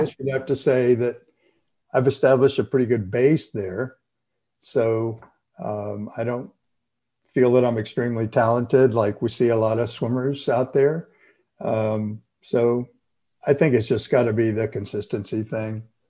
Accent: Florida, United States; growing up in Florida

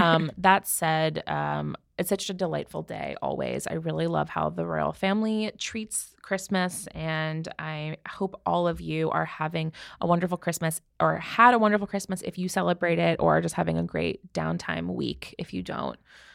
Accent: United States; I'm American. I'm American.

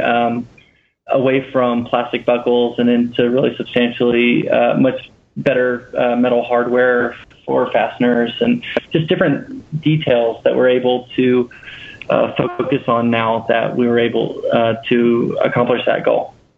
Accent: Louisiana, United States; we're both from Louisiana originally

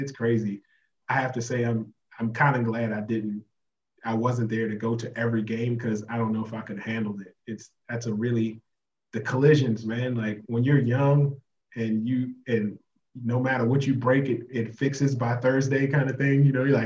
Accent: United States; moved away as an adult; I'm from America

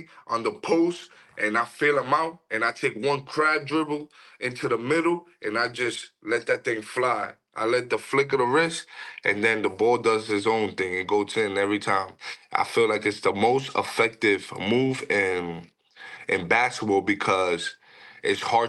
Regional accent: New York City, New York, United States; also born or lived in Dominican Republic; I'm originally from the Dominican Republic, and I grew up in New York City

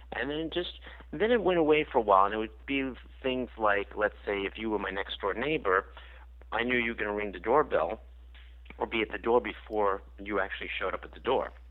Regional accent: New York, United States; I grew up in New York

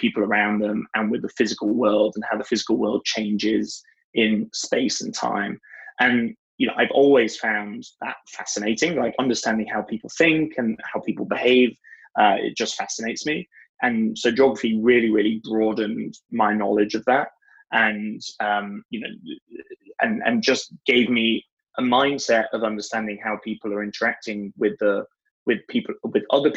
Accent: Leeds, Yorkshire and the Humber, United Kingdom; moved away; I grew up in Northern England, in a town called Leeds

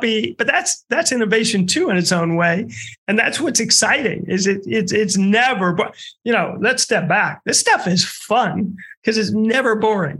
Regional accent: Omaha, Nebraska, United States; moved away; I'm from Omaha

